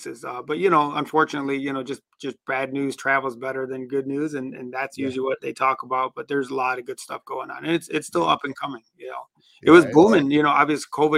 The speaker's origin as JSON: {"language": "English", "town": "Detroit", "region": "Michigan", "country": "United States", "tie": "born or raised there", "also_born_or_lived": "Middle East", "lives_now": "Dearborn, United States", "said": "grew up in Detroit"}